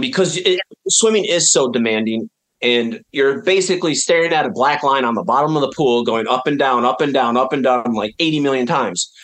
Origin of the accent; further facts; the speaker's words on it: upstate New York, United States; we lived on top of a mountain in upstate New York